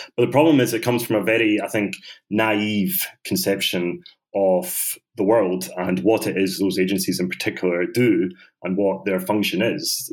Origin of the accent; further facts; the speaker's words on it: Scotland, United Kingdom; also born or lived in Bosnia; I was brought up in Scotland